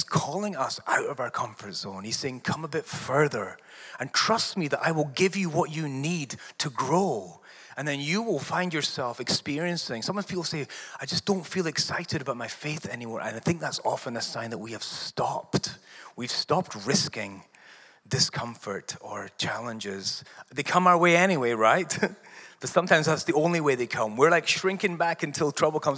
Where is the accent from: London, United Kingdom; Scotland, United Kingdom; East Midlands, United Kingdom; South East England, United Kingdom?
Scotland, United Kingdom; moved away; I'm also an immigrant. She's from Canada, and I'm from Scotland.